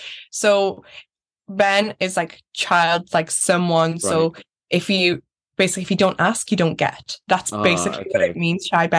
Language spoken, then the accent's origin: English; Newcastle, North East England, United Kingdom; I just want to hop on that plane, go away, come back, because again, I'm a Geordie girl. I love Newcastle so much.